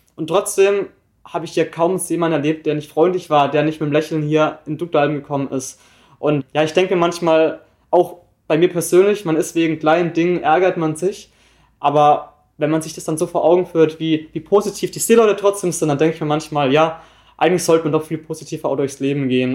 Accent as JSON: {"language": "German", "town": "Wittenweier", "region": "Baden-Württemberg", "country": "Germany", "moved": "as an adult", "lives_now": "Hamburg, Germany", "said": "komme aus Wittenweier. Das ist ein kleines Dorf in der Nähe von Freiburg im Breisgau, also ich komme ganz aus dem Süden"}